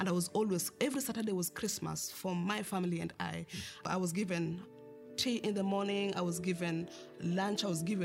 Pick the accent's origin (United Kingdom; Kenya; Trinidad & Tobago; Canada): Kenya; I grew up in Karobangi slums, which is the third largest slums in Kenya.